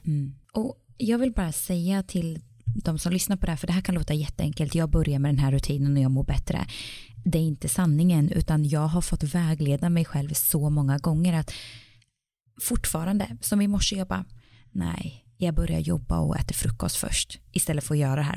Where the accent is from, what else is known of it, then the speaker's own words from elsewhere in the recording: Sweden; now in Iceland; när jag var hemma i Sverige